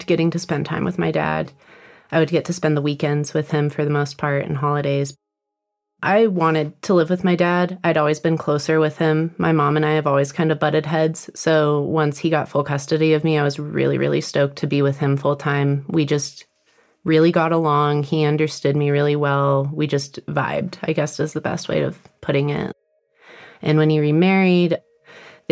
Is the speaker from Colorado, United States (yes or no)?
yes; Monument, Colorado, United States; I grew up in Monument and Palmer Lake area, so I spent a lot of time on that mountain